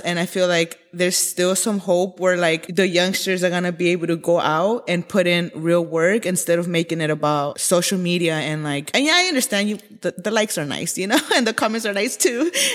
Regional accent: Los Angeles, California, United States; I am born and raised in Koreatown, Los Angeles.

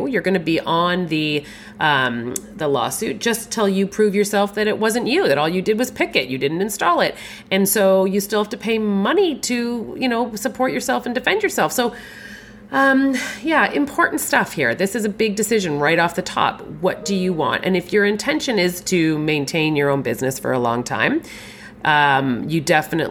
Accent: Canada; also born or lived in Toronto area, Ontario, Canada; I'm a Canadian

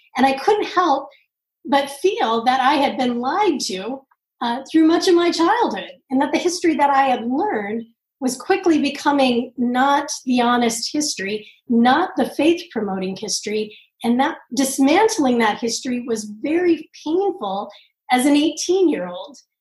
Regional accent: Southern California, United States; I grew up in Southern California

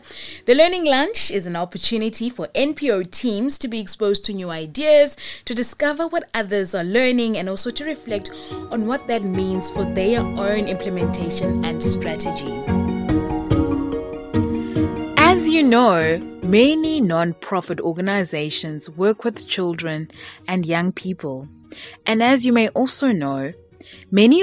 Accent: Cape Town, Western Cape, South Africa; I'm from Go 37

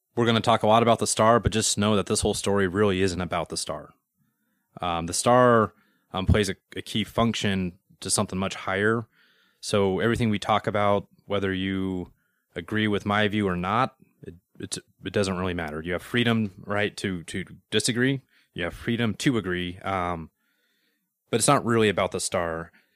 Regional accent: Denver, Colorado, United States; I'm from Denver.

